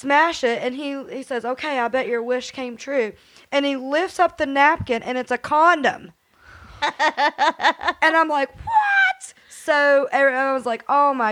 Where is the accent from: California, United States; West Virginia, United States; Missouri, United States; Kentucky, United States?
West Virginia, United States; Beckley; I'm from Beckley